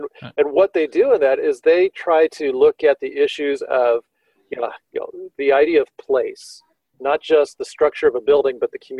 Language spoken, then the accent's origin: English; Tempe, Arizona, United States; I grew up in Tempe near Arizona State University